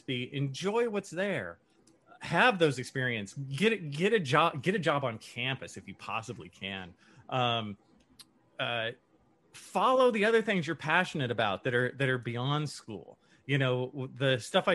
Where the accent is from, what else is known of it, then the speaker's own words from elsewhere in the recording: San Leandro, California, United States; And then I left San Leandro, California, which is where I'm from. It's basically Oakland.